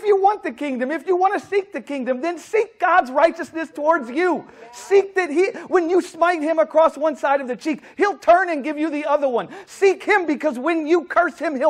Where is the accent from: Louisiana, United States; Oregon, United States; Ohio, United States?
Louisiana, United States; New Orleans; I'm from New Orleans.